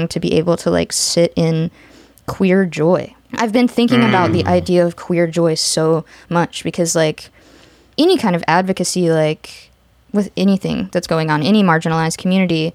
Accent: the South, United States; growing up in the South and being in, like, a largely Republican family

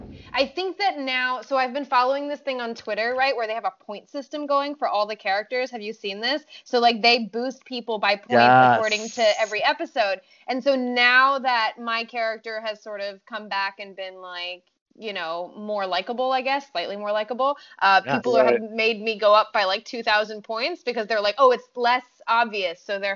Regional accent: France; English is a second language; moved away; I mean, I'm from France, so I'm already familiar with having to like make myself sound, I mean, I'm French and American, but my accent when I first moved here was a little bit more choppy than it is now.

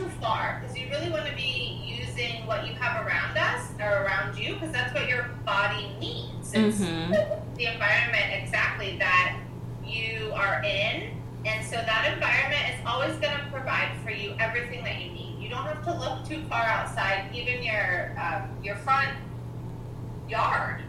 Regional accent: North Georgia, United States; moved away; North Georgia where I grew up

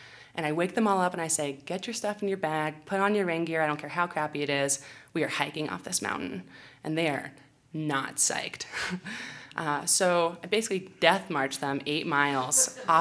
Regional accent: California, United States; I'm from California.

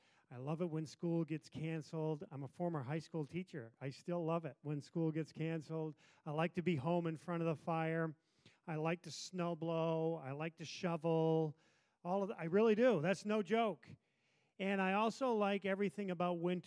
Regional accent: United States; I, being a good American

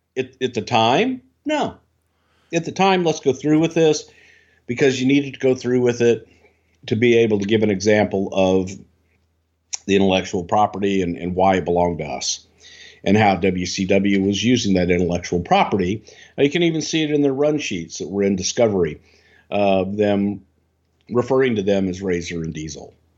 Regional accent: Texas, United States; I'm from Texas

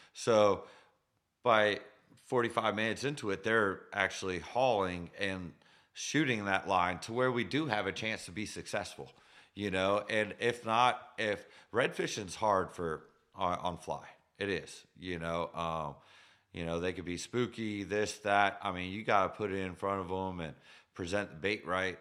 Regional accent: Sarasota, Florida, United States; I was born in Sarasota

